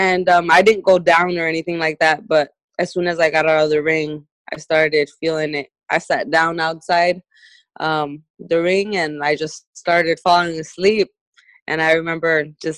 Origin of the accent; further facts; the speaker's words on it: Sonora, Mexico; from where I'm born in Sonora, Mexico